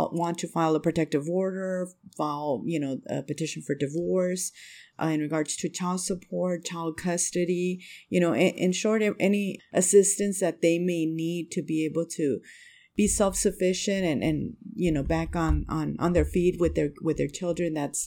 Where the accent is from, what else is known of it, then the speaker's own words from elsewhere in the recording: Del Rio, Texas, United States; I'm not from the area. I'm originally from Del Rio, Texas, which is border with Mexico, but I moved to this area when I started dating my now husband